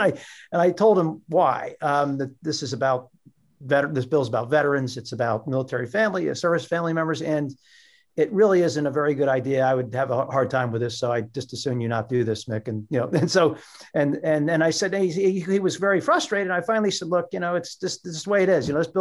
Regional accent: Pennsylvania, United States; And, you know, I'm from Pennsylvania. And we won that damn war.

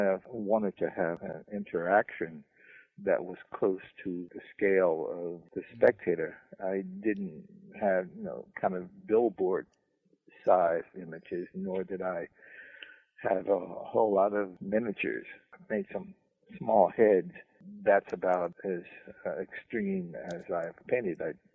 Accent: New Orleans, Louisiana, United States; Say, well, I'm a nigga from New Orleans, and I don't know shit about jazz.

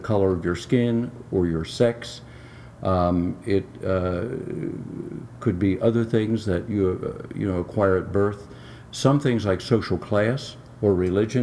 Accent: United States; I happened to be born here

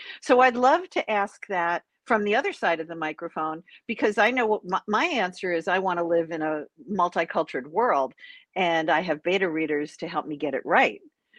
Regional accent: New York, United States; part of it is because I'm a New Yorker and you're a New Yorker, at least in our youth

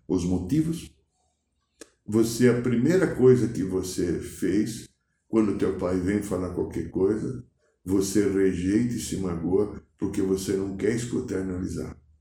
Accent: São Paulo, Brazil; moved away; Sou paulistano

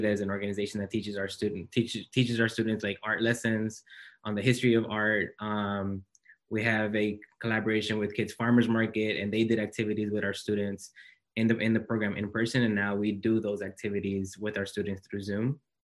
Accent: Los Angeles, California, United States; moved away as an adult; now in Santa Barbara, United States; I come from South Central Los Angeles

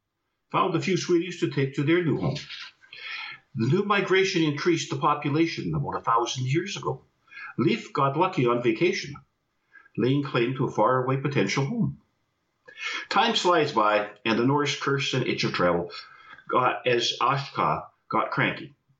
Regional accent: Iceland; accent: Icelandic; But I'll try to speak with my Icelandic accent.

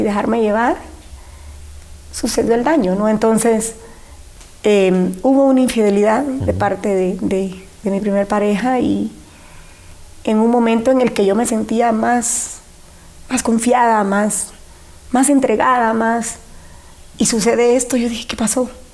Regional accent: San Pedro Sula, Cortés, Honduras; born or raised there; also born or lived in Siguatepeque, Comayagua / Yoro

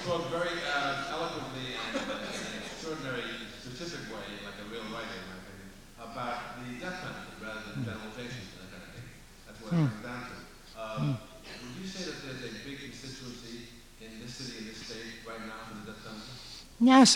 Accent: New York City, New York, United States; I come from Ozone Park.

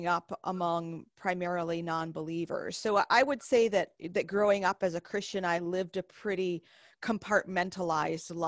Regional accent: Northeast, United States; moved away as an adult; now in the South, United States; most of my memories of growing up in church and being baptized eventually are squarely within Baptist tradition. In the Northeast

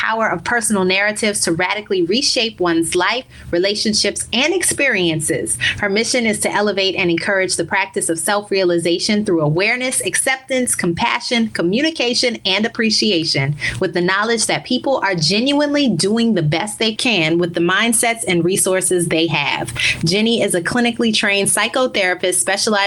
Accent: New Orleans, Louisiana, United States; moved away as an adult; also born or lived in Baltimore / Chicago / Dallas; now in Miami, United States; My career has required many cross-country relocations from my hometown of New Orleans to Baltimore, St. Louis, Chicago, Dallas, back to New Orleans, and now Miami, Florida.

